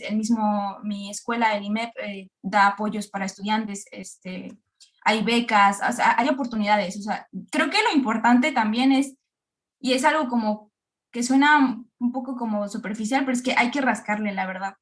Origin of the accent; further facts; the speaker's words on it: Querétaro, Mexico; moved away as an adult; now in Belgium; yo soy mexicana, soy, soy de Querétaro.